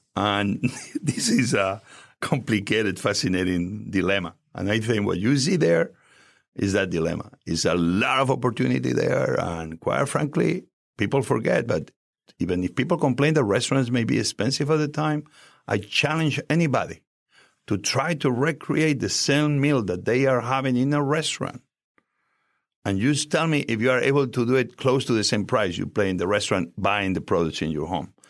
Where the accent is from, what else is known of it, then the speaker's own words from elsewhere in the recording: Barcelona, Catalonia, Spain; English is a second language; moved away as an adult; also born or lived in Asturias, Spain / America; now in United States; I arrived in Barcelona when I was five years old